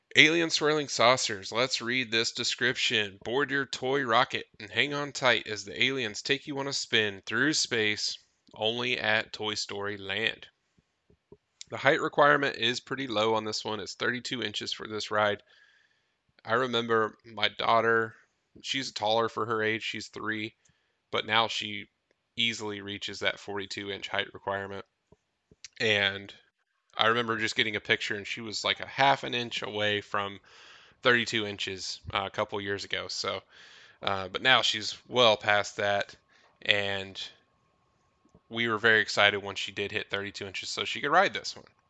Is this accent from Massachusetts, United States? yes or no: no; Tennessee, United States; we grew up in Tennessee